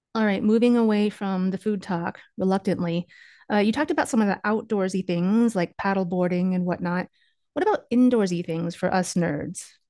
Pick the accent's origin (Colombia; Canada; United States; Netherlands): United States; Kansas; We are originally from Kansas